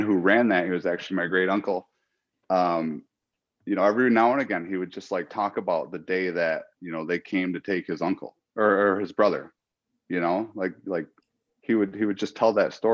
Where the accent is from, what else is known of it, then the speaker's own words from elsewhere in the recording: Allegheny territory, Seneca Nation, New York, United States; I'm from the Allegheny territory, Seneca Nation.